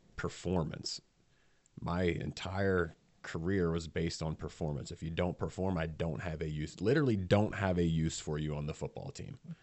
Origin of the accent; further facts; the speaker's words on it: Millheim, Pennsylvania, United States; I grew up in Milheim